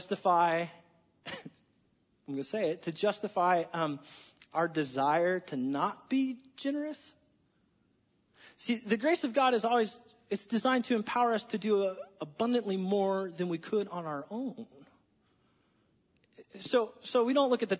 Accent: United States; I'm an American

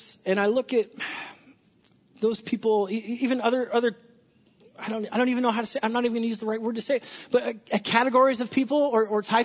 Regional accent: Southern California, United States; I'm from Southern California

